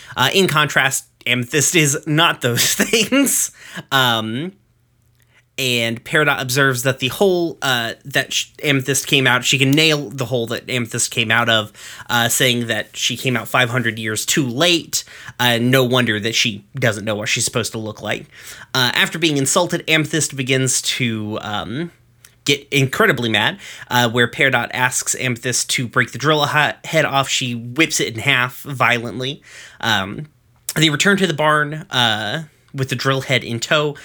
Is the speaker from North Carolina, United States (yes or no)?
no; Knoxville, Tennessee, United States; I'm from Knoxville. Like, I'm from the place where the Sun Sphere is